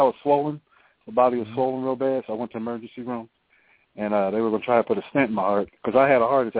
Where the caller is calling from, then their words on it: Columbus, Ohio, United States; I'm calling from Columbus, Ohio.